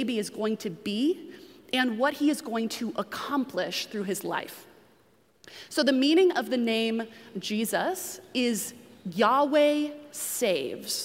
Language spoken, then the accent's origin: English; New England, United States; moved away; I grew up in New England